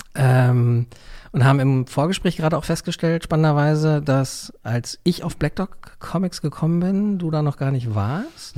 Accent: Neubrandenburg, Mecklenburg-Vorpommern, Germany; in meiner Heimatstadt, in Neubrandenburg

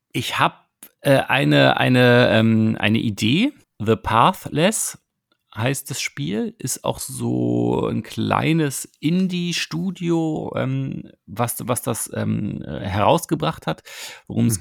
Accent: Berlin, Germany; als Berliner

